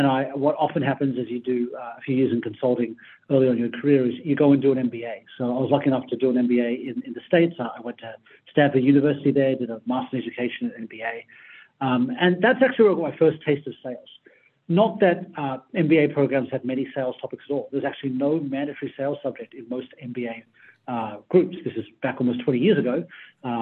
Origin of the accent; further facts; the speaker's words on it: Sydney, New South Wales, Australia; I grew up in Sydney, on the Sydney side.